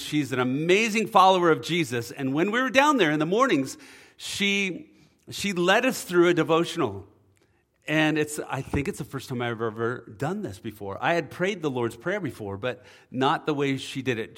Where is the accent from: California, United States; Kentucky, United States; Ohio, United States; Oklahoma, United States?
California, United States; Oceanside; I grew up in Oceanside